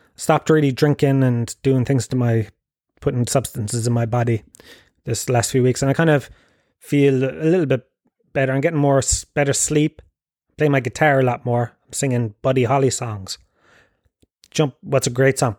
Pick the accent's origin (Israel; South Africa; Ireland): Ireland; Tralee, Munster; now in Dublin, Ireland; I grew up in Gallows Field, Tralee